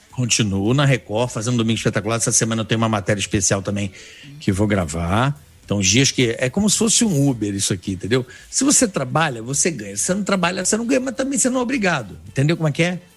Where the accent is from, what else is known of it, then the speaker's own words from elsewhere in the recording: Rio de Janeiro, Brazil; now in São Paulo, Brazil; como carioca, sou um botafoguense